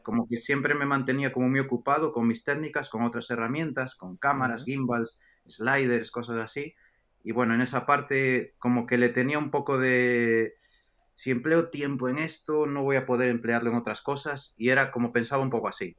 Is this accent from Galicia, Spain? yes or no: yes; Galicia, Spain; moved away as an adult; also born or lived in Hong Kong; también en, España, en Galicia, de donde soy